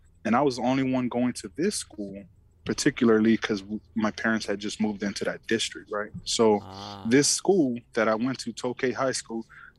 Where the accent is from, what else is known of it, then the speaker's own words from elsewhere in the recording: Oakland, California, United States; English is a second language; It was Oakland. It's East Oakland, man. Wow. So me and Devon, me and Devon Best, we know where we're from, man. You know what it's like to grow up and make it out of there.